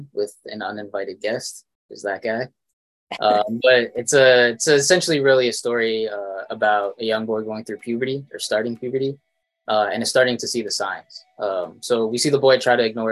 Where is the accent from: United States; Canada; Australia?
Canada; Toronto, Ontario; I'm a filmmaker from Toronto, Canada